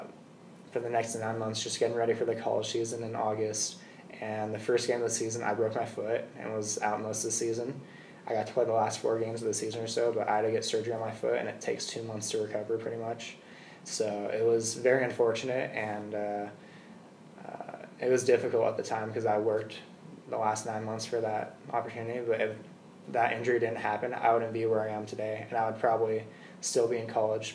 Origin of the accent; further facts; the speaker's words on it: Peoria, Arizona, United States; I'm from Peoria